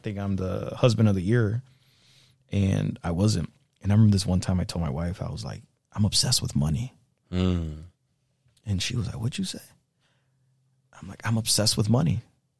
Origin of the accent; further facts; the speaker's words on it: Mexico; now in United States; I came here from Mexico not knowing nothing. I made it.